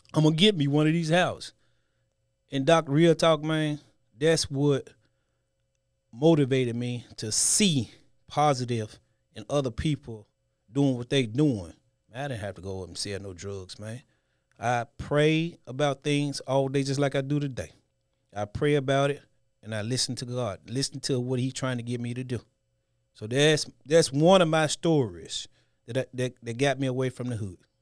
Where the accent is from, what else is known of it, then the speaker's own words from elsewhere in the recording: Memphis, Tennessee, United States; I'm a kid from the hood. Born and raised in Memphis, nine oh one